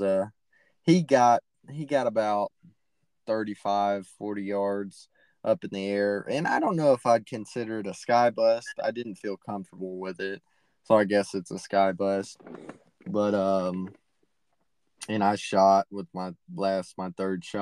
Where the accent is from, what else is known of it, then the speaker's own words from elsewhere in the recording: East Texas, United States; I'm from East Texas